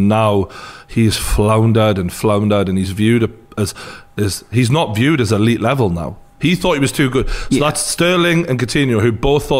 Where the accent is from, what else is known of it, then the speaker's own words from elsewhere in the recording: Newcastle upon Tyne, North East England, United Kingdom; I was born and bred in Newcastle